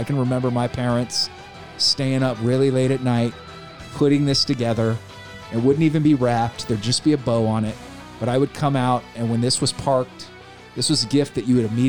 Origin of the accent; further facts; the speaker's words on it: Sacramento, California, United States; I grew up in Sacramento